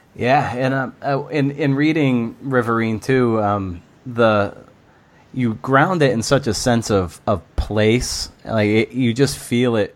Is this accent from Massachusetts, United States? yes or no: yes; Lakeville, Massachusetts, United States; I grew up in Lakeville, which is right off 495